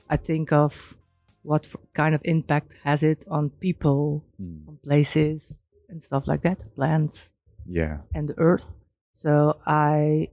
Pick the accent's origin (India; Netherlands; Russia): Netherlands; also born or lived in Zwolle, Netherlands; from the Netherlands. I live in Zwolle, a mid-sized town in the Netherlands.